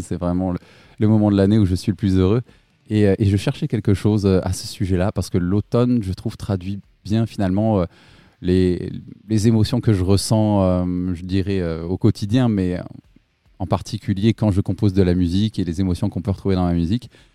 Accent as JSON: {"language": "French", "area": "Limousin", "region": "Nouvelle-Aquitaine", "country": "France", "moved": "yes", "lives_now": "Toulouse, France", "said": "à la base, moi, je suis pas de Toulouse, je suis du Limousin"}